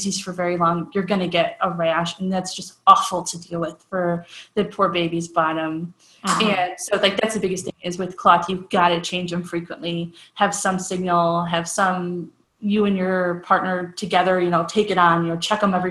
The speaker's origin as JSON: {"language": "English", "town": "Cleveland", "region": "Ohio", "country": "United States", "said": "I'm from Cleveland, so I'm kind of loud, and big Italian family"}